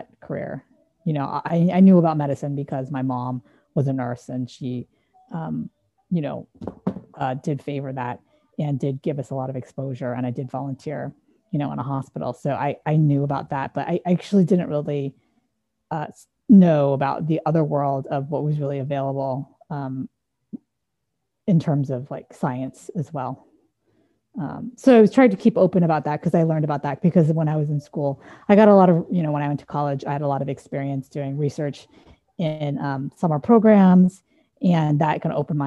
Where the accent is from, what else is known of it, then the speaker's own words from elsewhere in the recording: San Dimas, California, United States; I grew up in San Dimas, which is a small Midwestern town in Southern California. It's about an hour outside of LA.